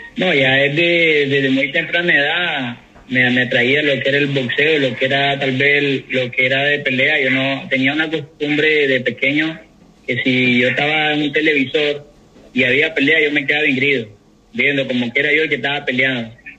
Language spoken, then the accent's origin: Spanish; Managua, Nicaragua; yo soy de Managua